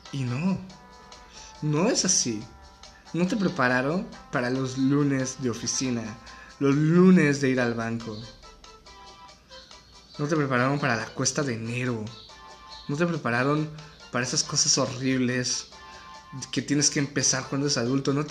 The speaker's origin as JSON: {"language": "Spanish", "country": "Mexico", "said": "Así es, señores, soy mexicano, estoy en cuarentena"}